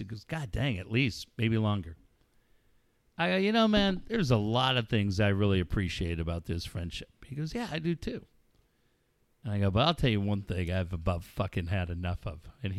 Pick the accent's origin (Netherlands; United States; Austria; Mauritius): United States; Minneapolis, Minnesota; born or raised there